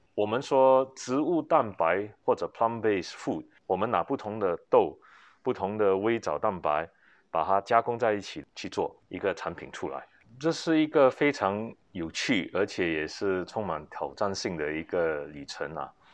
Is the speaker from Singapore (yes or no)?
yes; Singapore; 家里就是做食品的，我从小是在，呃，小贩中心长大，因为是外公外婆带大的，呃，是卖拉萨